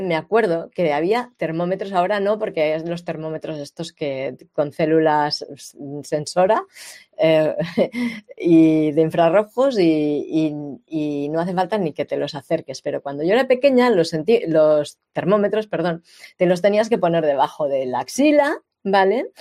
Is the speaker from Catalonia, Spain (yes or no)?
yes; Catalonia, Spain; yo nací y he vivido en Cataluña casi todos los años de mi vida.